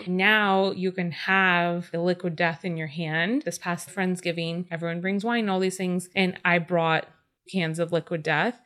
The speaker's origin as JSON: {"language": "English", "region": "California", "country": "United States", "tie": "born or raised there", "said": "Growing up in California, being very natives"}